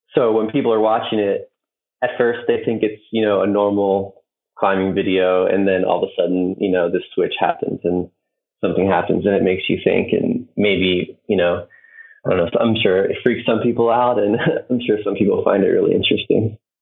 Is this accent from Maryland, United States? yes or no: yes; Maryland, United States; I'm from the East Coast, Maryland, which there's not a ton of climbing outside